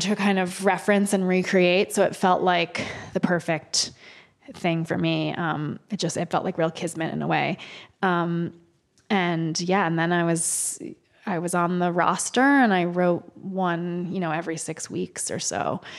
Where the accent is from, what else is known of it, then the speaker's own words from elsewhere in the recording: New Haven, Connecticut, United States; now in New York, United States; I grew up in New Haven, Connecticut